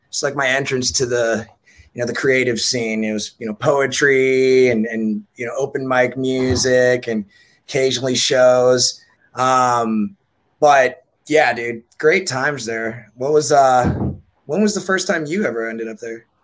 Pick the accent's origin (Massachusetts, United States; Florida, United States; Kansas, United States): Kansas, United States; also born or lived in Nebraska / North Dakota / Minnesota / New York; I was born in Nebraska, lived in North Dakota, Minnesota, New York. And then by fifth grade, I moved to Kansas.